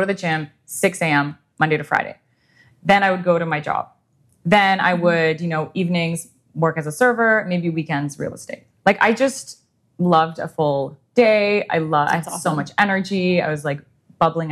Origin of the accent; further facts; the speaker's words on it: Ottawa, Ontario, Canada; also born or lived in Europe; growing up in Ottawa